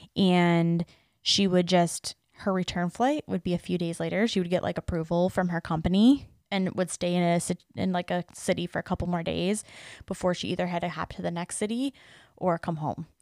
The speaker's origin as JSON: {"language": "English", "town": "Detroit", "region": "Michigan", "country": "United States", "said": "I'm from Metro Detroit"}